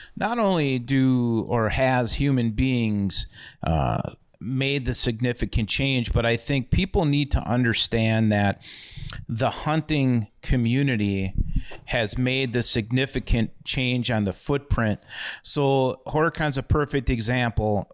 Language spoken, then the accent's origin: English; Milwaukee, Wisconsin, United States; I grew up in Milwaukee and Bayview, and growing up in the city